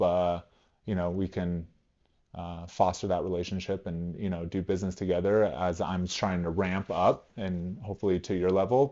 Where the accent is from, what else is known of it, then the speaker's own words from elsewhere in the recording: California, United States; now in Cheyenne, United States; I'm from California out here